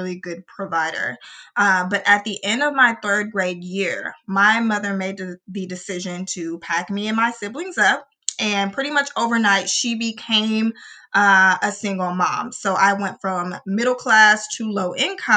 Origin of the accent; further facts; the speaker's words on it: Little Rock, Arkansas, United States; I am from Little O, Arkansas